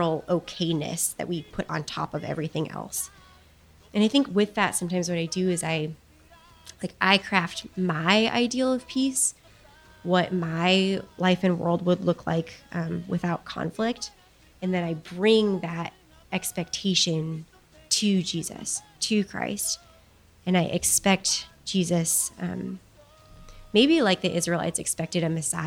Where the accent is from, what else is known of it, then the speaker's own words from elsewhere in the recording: Chicago, Illinois, United States; I grew up in Chicago, and a lot of my childhood was spent walking out on a winter morning